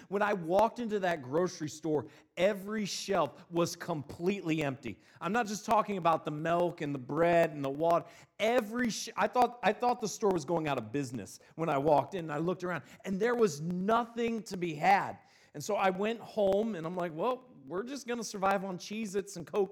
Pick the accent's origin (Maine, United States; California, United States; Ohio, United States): Ohio, United States; Northeast; moved away as an adult; also born or lived in Mississippi; I'm originally from Northeast Ohio, and then I moved down to Mississippi.